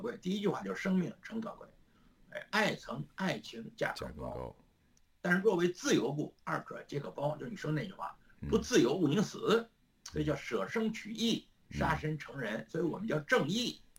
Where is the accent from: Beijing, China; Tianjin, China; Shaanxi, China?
Beijing, China; 现在我们的家乡北京，